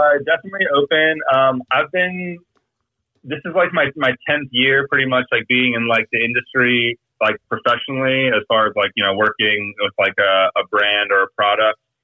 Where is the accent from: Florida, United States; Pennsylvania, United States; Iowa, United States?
Florida, United States; Boca Raton; moved away as an adult; also born or lived in Los Angeles / Boynton Beach, Florida; I grew up in Boca Raton, which is like two towns south of here